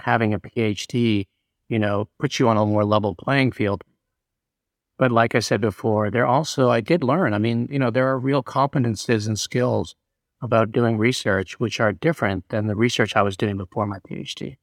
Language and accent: English; Canada; moved away; also born or lived in New York; I moved to, back to Canada, because I'm originally Canadian